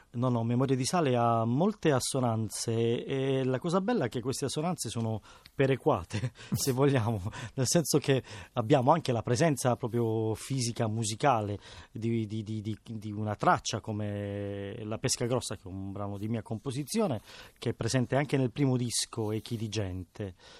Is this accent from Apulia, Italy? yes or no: yes; Bari, Apulia, Italy; Io sono cresciuto giocando a Bari per strada